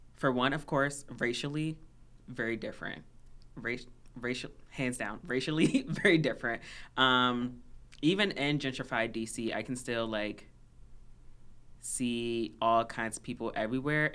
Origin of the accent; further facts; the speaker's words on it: Washington, District of Columbia, United States; moved away as an adult; now in Minnesota, United States; I'm originally from D C, Chocolate City